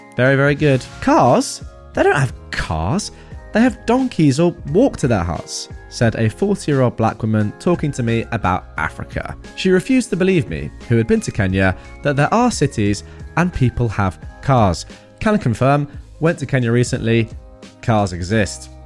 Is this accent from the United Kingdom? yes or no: yes; England, United Kingdom; I'm English